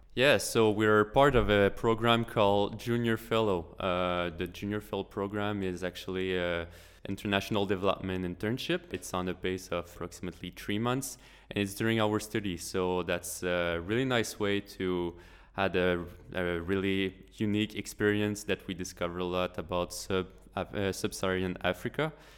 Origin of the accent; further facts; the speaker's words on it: Quebec, Canada; I'm from Quebec, which is the French part of Canada